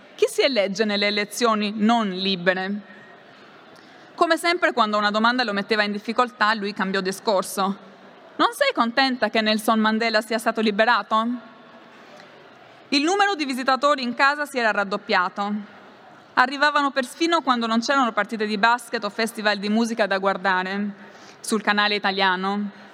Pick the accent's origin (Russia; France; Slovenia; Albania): Albania; Italian is a second language; moved away as an adult; also born or lived in Rome; la provenienza da un paese come l'Albania